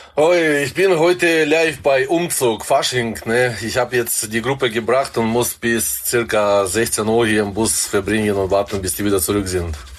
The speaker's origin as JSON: {"language": "German", "country": "Kazakhstan", "tie": "born or raised there", "also_born_or_lived": "Black Forest, Germany", "moved": "yes", "lives_now": "Germany", "said": "Ich bin in Kasachstan geboren."}